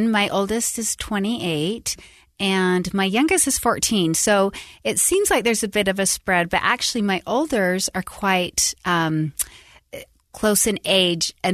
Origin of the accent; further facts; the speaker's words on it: Salt Lake City, Utah, United States; moved away as an adult; also born or lived in Tucson, Arizona / Sacramento, California; i grew up in utah um born and raised salt lake